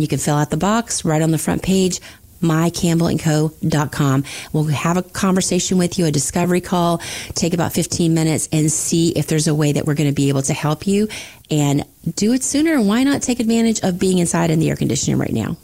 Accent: the Panhandle of Florida, United States; also born or lived in Tampa Bay area, Florida; I grew up in the Panhandle of Florida with the world's most beautiful beaches

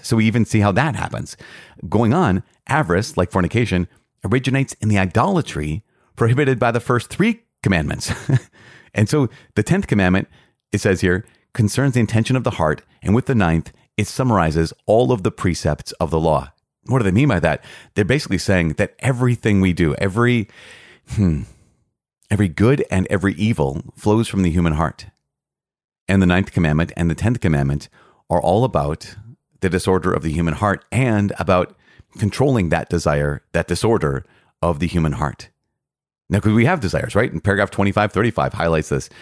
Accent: Midwest, United States; growing up in the Midwest.

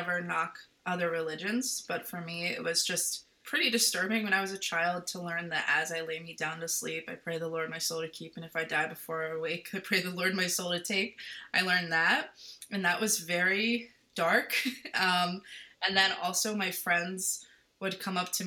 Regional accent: Baltimore, Maryland, United States; I was born and raised in Baltimore, Maryland, to a non-religious family

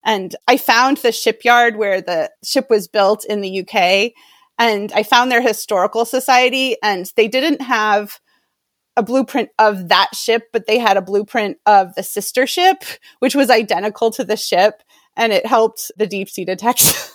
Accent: Maine, United States; I grew up in Maine, and I was working in Portland, Maine, in television production

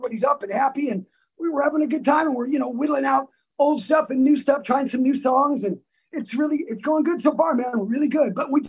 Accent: Salem, Oregon, United States; I'm from Salem, Oregon.

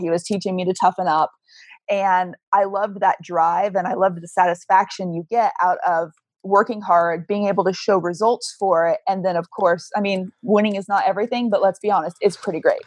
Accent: Kansas, United States; moved away as an adult; also born or lived in Arizona; I moved from Kansas to Arizona and realized that four years of high school Spanish in Kansas meant nothing

